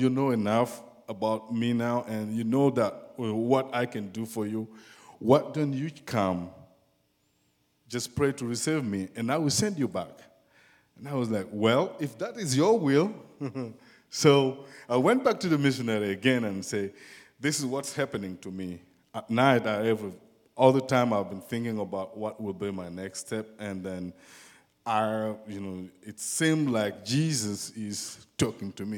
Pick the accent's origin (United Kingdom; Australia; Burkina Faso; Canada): Burkina Faso; English is a second language; moved away; I came from West Africa, and in a country called Burkina Faso.